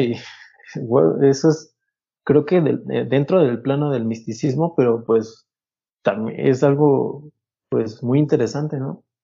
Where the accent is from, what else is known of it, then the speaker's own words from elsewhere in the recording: Mexico; lo que somos, pues, como mexicanos